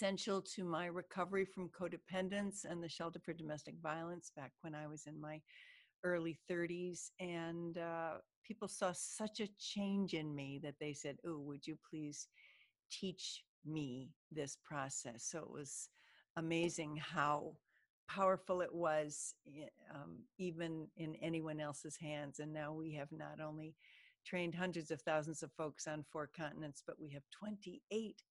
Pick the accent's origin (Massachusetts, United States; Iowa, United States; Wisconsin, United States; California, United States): Iowa, United States; now in Florida, United States; Growing up in Iowa, summer wasn't all that long